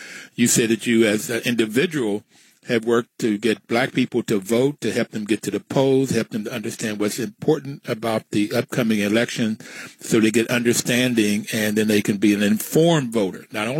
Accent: West Virginia, United States; accent: Southern drawl; also born or lived in New York; I was born in New York. My mother and father met in New York in World War II, but my father was from West Virginia. So at 6 months old or so, I was back in West Virginia. I grew up in West Virginia.

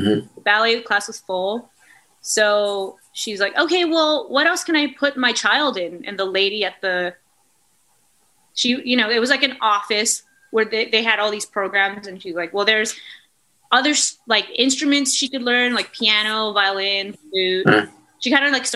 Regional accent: Chilliwack, British Columbia, Canada; also born or lived in England / Vancouver; I grew up mostly in BC. I usually say I'm from Chilliwack, but I was born in England and lived in Vancouver and lived around BC, but mostly in Chilliwack

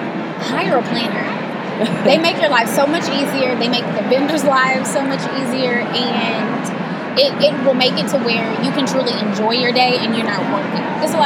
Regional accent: East Texas, United States; I grew up in East Texas, and food was such a big part of my life and my family

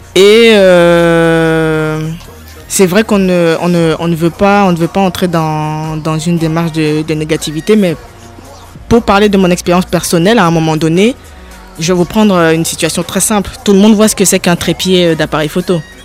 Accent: Cameroon; moved away as an adult; now in France; je suis née, j'ai grandi au Cameroun, je suis en France depuis, depuis 2010

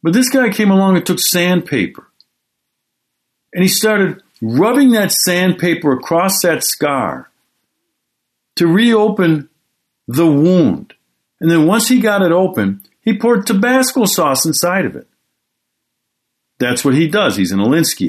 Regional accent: Milwaukee, Wisconsin, United States; my hometown, Milwaukee, Wisconsin

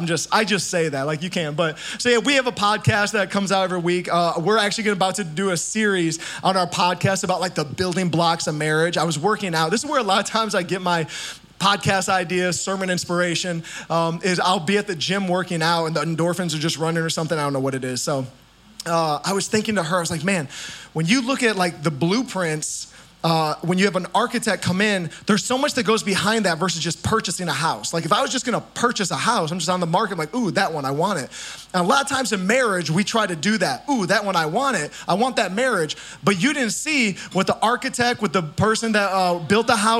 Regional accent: Indiana, United States; I'm from Indiana

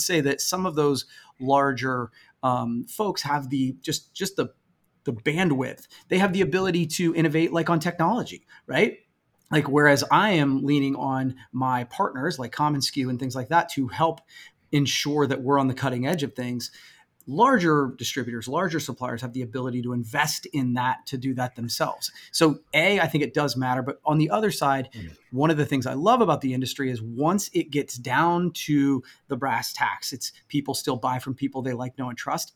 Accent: Coshocton, Ohio, United States; I'm from a small town in Coshocton. It is incredibly white

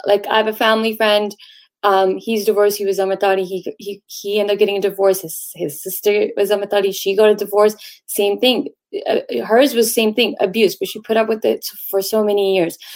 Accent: Toronto, Ontario, Canada; I'm born and raised in Canada, Tor- Toronto specifically

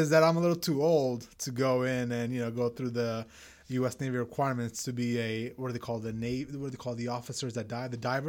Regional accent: Pakistan; moved away; also born or lived in Middle East; growing up in Pakistan and being around the Middle East

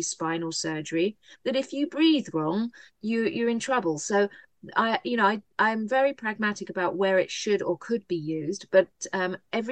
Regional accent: United Kingdom; now in United States; I am a Brit.

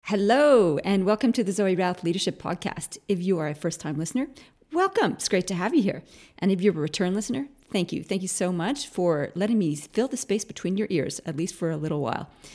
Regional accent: Canada; now in Australia; being a Canadian who went to Australia

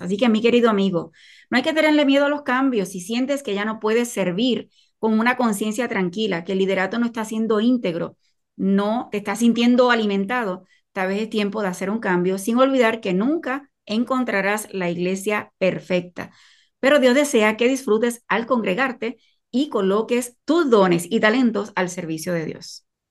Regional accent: Puerto Rico; soy de Puerto Rico

